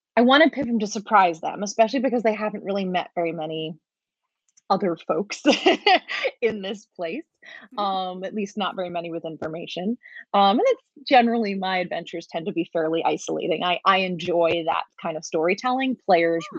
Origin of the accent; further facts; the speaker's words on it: New York City, New York, United States; I grew up in Brooklyn